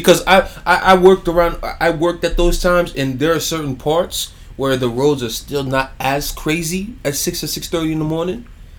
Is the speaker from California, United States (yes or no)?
no; New York City, New York, United States; I'm from I'm from Brooklyn, man. I'm from New York.